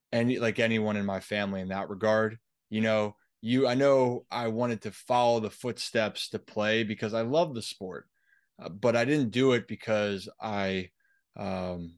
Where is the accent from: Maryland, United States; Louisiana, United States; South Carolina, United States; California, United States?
Maryland, United States; Baltimore; growing up in Baltimore